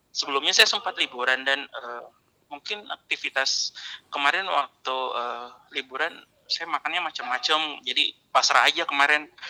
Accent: Makassar, South Sulawesi, Indonesia; Karena kebetulan saya besar lahir di Makassar pak, jadi udah tahu karakteristik untuk orang-orangnya di Makassar seperti apa.

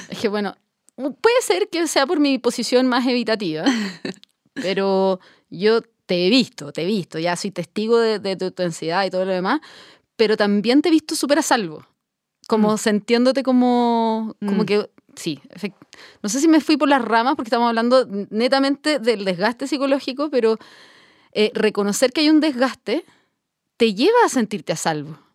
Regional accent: Chile; como chilenos

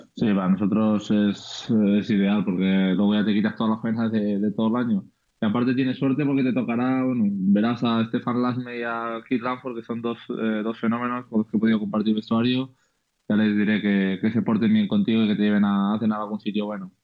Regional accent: Andorra; moved away; Es verdad que nací en Andorra, pero soy 100%, eh, no sé cómo se llama exactamente, pero 100% español

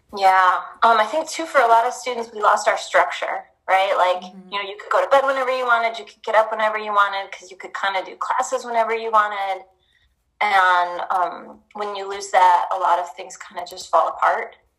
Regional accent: Tacoma, Washington, United States; also born or lived in Iowa State; now in Oregon, United States; I'm from Tacoma.

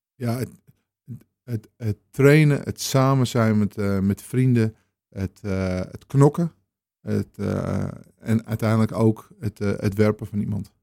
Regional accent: Amsterdam, North Holland, Netherlands; moved away as an adult; now in Purmerend, Netherlands; Ik kom zelf uit de Jordaan in Amsterdam. En ehm, ik eh, woon sinds 1999, 1990 eh, in Purmerend

